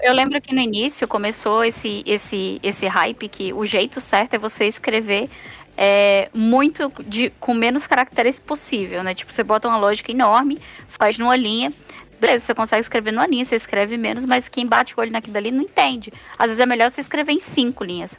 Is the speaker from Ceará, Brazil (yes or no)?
yes; Ceará, Brazil; now in Curitiba, Brazil; sou cearense